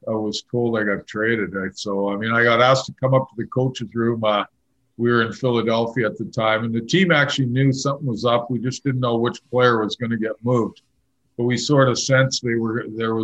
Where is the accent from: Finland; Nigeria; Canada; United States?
Canada; Winkler, Manitoba; moved away; I grew up in Winkler, Manitoba, and played all my winter hockey there.